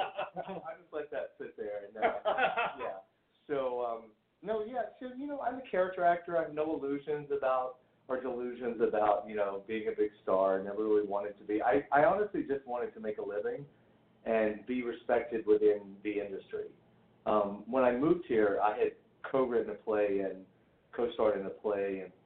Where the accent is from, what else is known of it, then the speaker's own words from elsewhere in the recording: the South, United States; even though I grew up in the South and I shot a shotgun